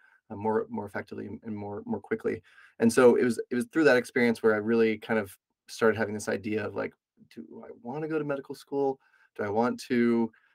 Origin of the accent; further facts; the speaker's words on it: Knoxville, Tennessee, United States; also born or lived in Florida; I was born in Florida, was seven, moved to Knoxville, Tennessee. And so I kind of consider that being where I grew up